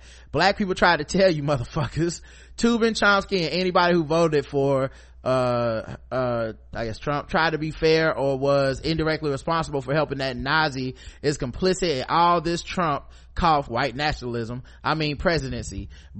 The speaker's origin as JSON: {"language": "English", "country": "Jamaica", "said": "not least because as Jamaican, I know the reggae category is going to go to either a white reggae act or whichever … Offspring had a project that year."}